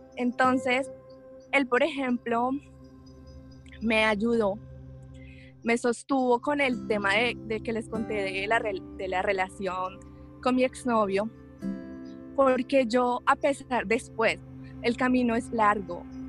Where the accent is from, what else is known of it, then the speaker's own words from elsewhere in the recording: Colombia; soy abogada, soy colombiana